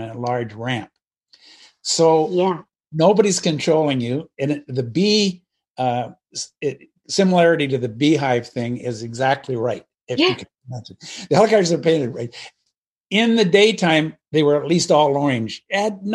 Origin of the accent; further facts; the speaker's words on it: Pacific Northwest, United States; moved away; also born or lived in Alabama; I grew up in the Pacific Northwest